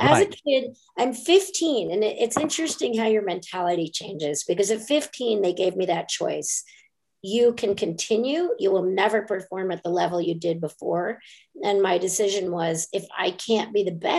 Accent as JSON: {"language": "English", "region": "northern Montana", "country": "United States", "tie": "born or raised there", "moved": "yes", "said": "I grew up predominantly in Montana. In northern Montana."}